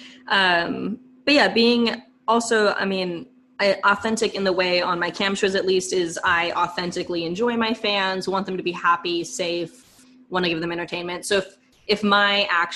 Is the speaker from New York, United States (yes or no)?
no; Northern California, United States; also born or lived in Los Angeles; I'm born and raised in California. I'm still here